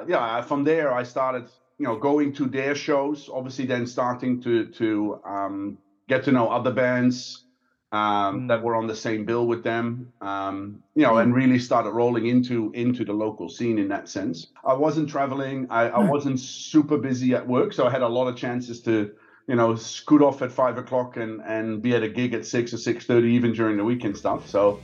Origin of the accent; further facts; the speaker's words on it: Netherlands; moved away as an adult; also born or lived in Belgium; now in Singapore; I grew up there, studied there. I have lived in Belgium for about two and a half years in between, but born and raised in the Netherlands, and then I came to Singapore in early 2013.